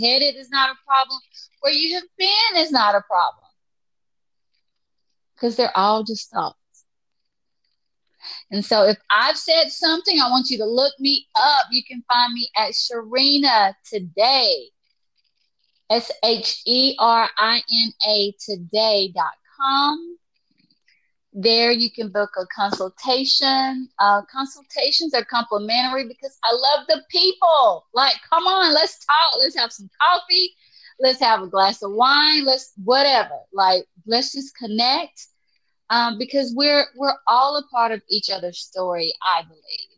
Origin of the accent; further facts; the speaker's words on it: the South, United States; I'm from the South, so I'm a little country girl